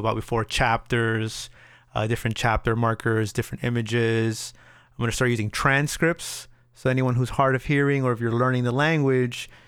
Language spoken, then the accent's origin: English; Miami, Florida, United States; we're from Miami